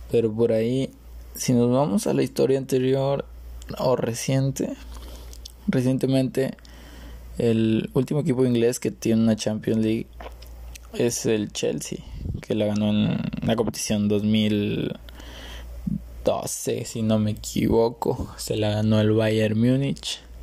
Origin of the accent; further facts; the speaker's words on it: Mexico; donde soy yo, eh, de México